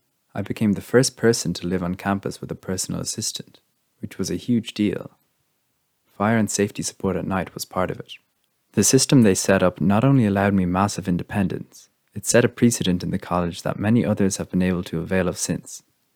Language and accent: English; Leinster, Ireland; I'm from Meath, and I live in the family home in the countryside at the moment, which I love.